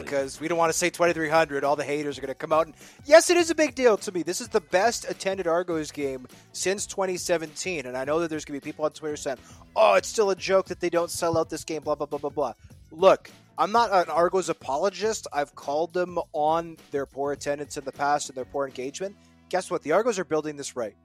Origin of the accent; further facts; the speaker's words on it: Winnipeg, Manitoba, Canada; when I was growing up in Winnipeg